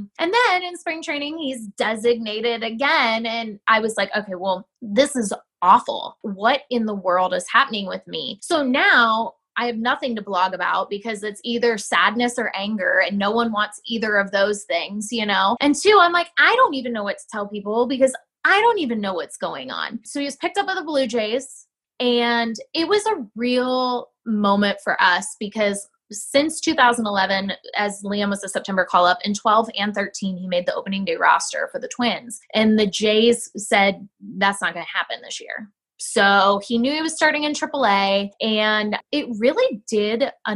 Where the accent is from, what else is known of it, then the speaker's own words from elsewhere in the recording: Ohio, United States; moved away; I grew up in Ohio. So I know all about cornfields